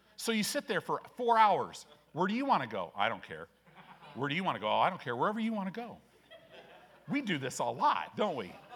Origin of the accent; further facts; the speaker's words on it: Chicago, Illinois, United States; moved away; also born or lived in California; growing up in Illinois. I was born in Chicago, lived in some different places.